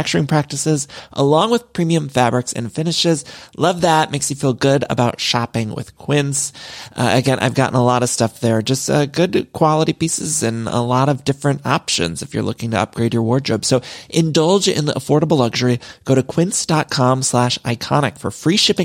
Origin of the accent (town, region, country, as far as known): Midwest, United States; moved away as an adult; now in Los Angeles, United States